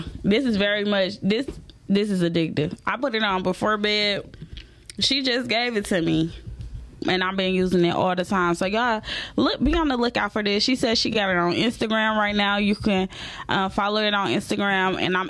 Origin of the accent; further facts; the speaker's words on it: the South, United States; Y'all know I'm from the South